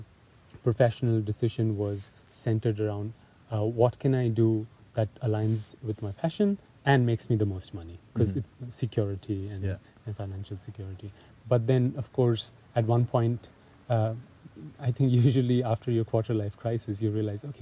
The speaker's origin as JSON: {"language": "English", "town": "Kolkata", "region": "West Bengal", "country": "India", "tie": "born or raised there", "moved": "yes", "said": "So I grew up in Calcutta. It's mm-hmm. it's a pretty big city in northeastern India."}